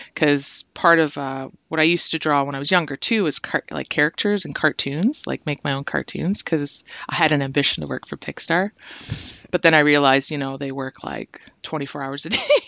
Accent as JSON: {"language": "English", "town": "Brantford", "region": "Ontario", "country": "Canada", "tie": "born or raised there", "also_born_or_lived": "Hamilton / Simcoe", "moved": "as an adult", "lives_now": "Toronto, Canada", "said": "I was born in Hamilton, but I, I grew up in Brantford, and then Simcoe recently, and now Toronto."}